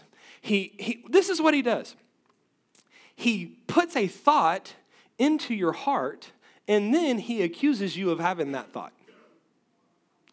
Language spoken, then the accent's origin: English; West Texas, United States; I come from West Texas where we have rattlesnakes